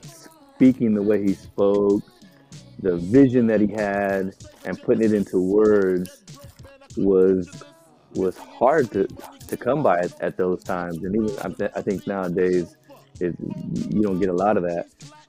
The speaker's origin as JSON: {"language": "English", "region": "West Coast", "country": "United States", "said": "I'm from the West Coast"}